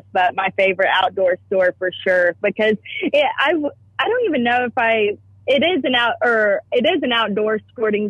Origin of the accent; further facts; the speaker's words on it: Texas, United States; I was from Texas